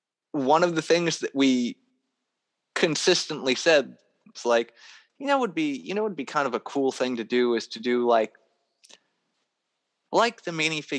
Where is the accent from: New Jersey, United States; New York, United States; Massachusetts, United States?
New York, United States; Niagara Falls; moved away as an adult; So I moved back to my hometown area for a bit. Got my bearings, but at the same time, at the time that I was in my hometown area, I was living with my family again.